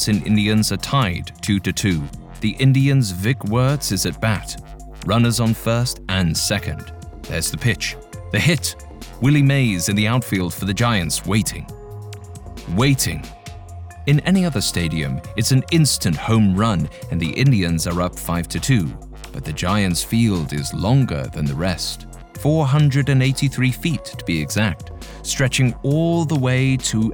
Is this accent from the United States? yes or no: no; England, United Kingdom; accent: English; my English accent